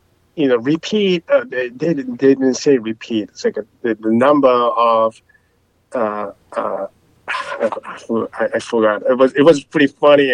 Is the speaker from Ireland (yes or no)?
no; Japan; English is a second language; moved away; I'm from Japan. I didn't speak much, you know, when I moved down here, and I was kind of afraid